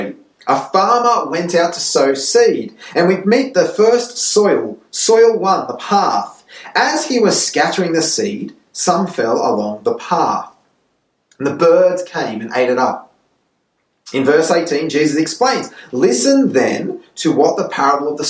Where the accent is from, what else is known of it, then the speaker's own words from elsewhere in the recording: Sydney, New South Wales, Australia; now in Santiago, Chile; I was born in Sydney